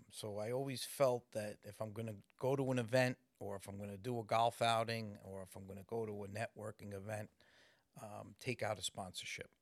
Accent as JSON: {"language": "English", "town": "New York City", "region": "New York", "country": "United States", "tie": "born or raised there", "said": "I grew up in Morris Park"}